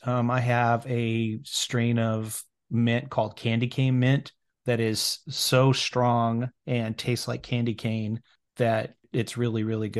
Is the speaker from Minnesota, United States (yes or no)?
no; Iowa, United States; now in Kansas, United States; I grew up in Iowa.